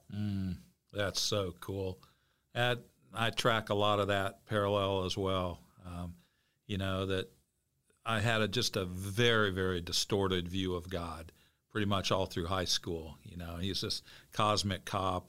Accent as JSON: {"language": "English", "town": "Bloomington", "region": "Illinois", "country": "United States", "tie": "born or raised there", "said": "I grew up in Bloomington Normal"}